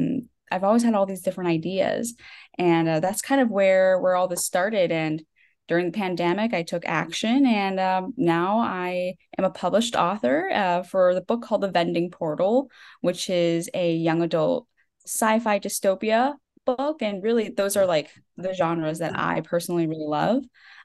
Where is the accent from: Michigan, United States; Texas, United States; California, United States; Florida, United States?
Texas, United States; also born or lived in Japan; now in Dallas, United States; So I am from Texas in the United States. I mostly grew up in Texas, went to school and everything here.